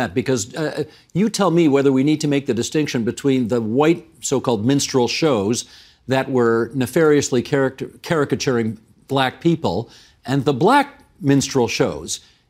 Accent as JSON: {"language": "English", "country": "Canada"}